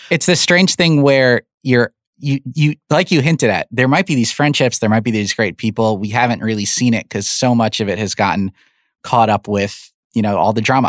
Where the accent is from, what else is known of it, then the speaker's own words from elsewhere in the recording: New York, United States; I'm from New York